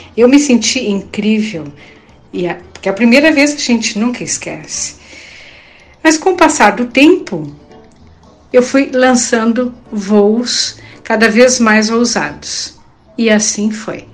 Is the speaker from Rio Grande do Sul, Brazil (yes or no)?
yes; Rio Pardo, Rio Grande do Sul, Brazil; moved away as an adult; also born or lived in Porto Alegre, Brazil; now in Puerto Rico; Sou natural de Rio Pardo, mas vivi grande parte da minha vida na capital gaúcha.